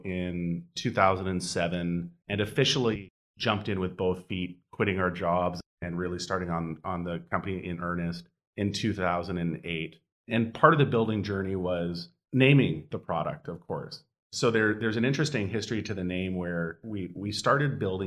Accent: Edmonton, Alberta, Canada; I grew up in Edmonton, Alberta, which is a very cold and very snowy place in Canada

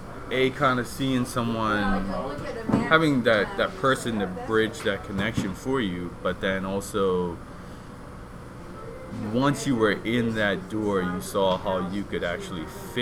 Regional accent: Bermuda; moved away as an adult; now in Canada; So I'm an immigrant. I'm from Bermuda.

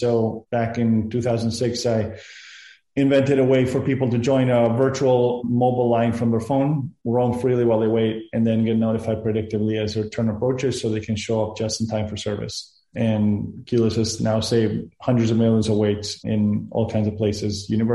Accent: Argentina; first language Spanish; English is a second language; also born or lived in Peru / Boston, United States; now in California, United States; I was born and raised in Argentina

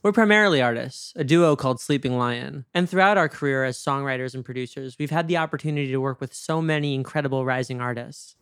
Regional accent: New York, United States; I'm from New York

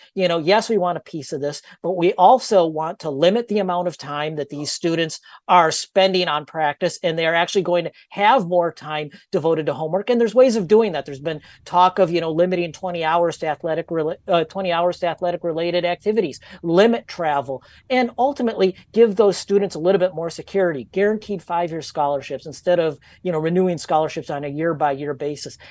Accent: Minnesota, United States; I'm from Minnesota

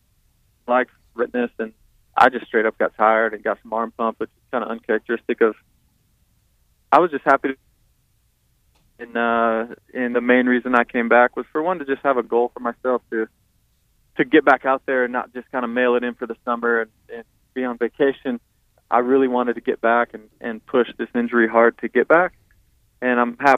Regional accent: Fort Dodge, Iowa, United States; now in Charlotte, United States; Growing up in Fort Dodge

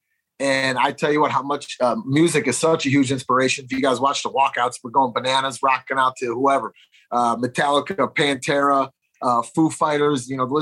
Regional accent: Chicago, Illinois, United States; I'm from Chicago

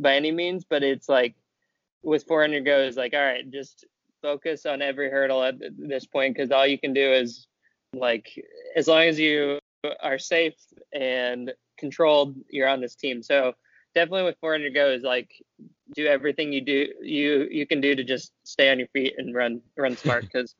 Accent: Indiana, United States; I'm from Indiana where it's pretty humid in the summer

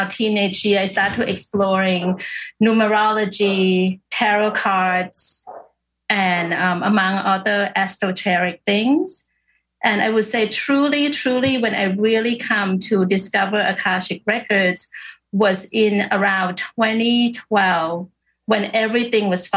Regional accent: Bangkok, Thailand; I born and raised in Bangkok

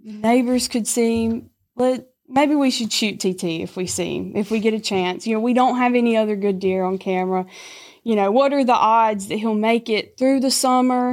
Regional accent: Lambert, Mississippi, United States; I'm from Lambert, Mississippi

